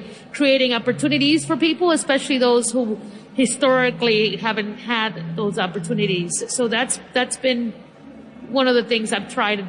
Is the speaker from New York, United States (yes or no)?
yes; New York City, New York, United States; also born or lived in Dominican Republic / Cambridge, England / Uruguay; growing up in New York City, I grew up in the Bronx.